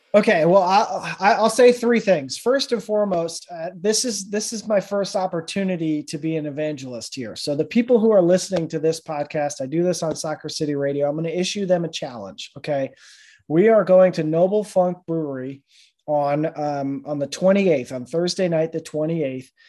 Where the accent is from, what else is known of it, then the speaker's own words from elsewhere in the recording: Rhode Island, United States; moved away; I grew up in Rhode Island